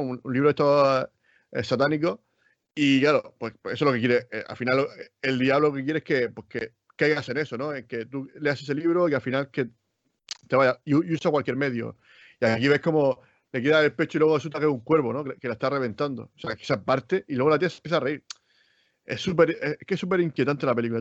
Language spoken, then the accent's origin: Spanish; Spain; nosotros que somos de España